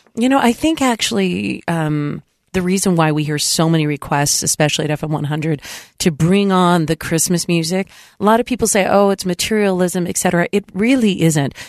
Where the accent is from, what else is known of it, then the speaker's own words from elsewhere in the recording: San Diego, California, United States; moved away; where I grew up in San Diego